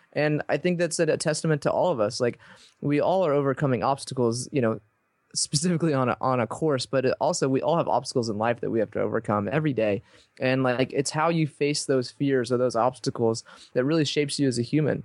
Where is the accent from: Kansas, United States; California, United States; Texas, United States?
Texas, United States; I grew up in Texas